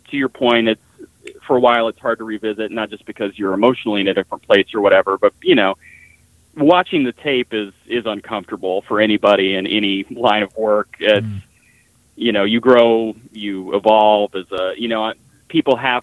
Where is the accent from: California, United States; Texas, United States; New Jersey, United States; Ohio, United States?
Texas, United States; Dallas; Growing up in Dallas